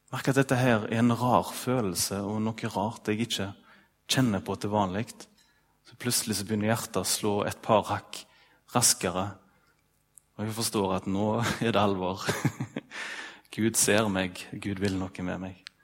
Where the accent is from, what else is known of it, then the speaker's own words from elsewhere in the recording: Ølen, Vestland, Norway; i Ølen, da, der jeg er ifra